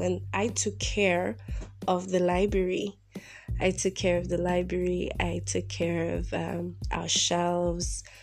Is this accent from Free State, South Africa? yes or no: yes; Bloemfontein, Free State, South Africa; I'm broadcasting from my mother's home in my hometown in Bloemfontein